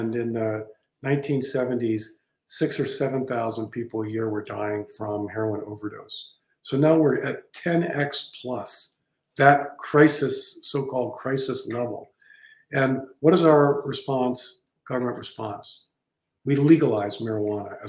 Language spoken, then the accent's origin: English; Baltimore, Maryland, United States; I grew up in Baltimore, Maryland